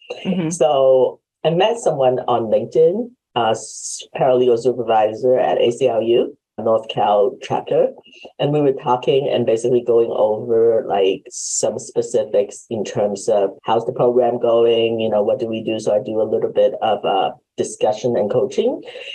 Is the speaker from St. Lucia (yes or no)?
no; Hong Kong; moved away; because I am originally from Hong Kong. Mm-hmm. So my parents came because my grandparents were here. So they applied for us and sponsored for us to come over.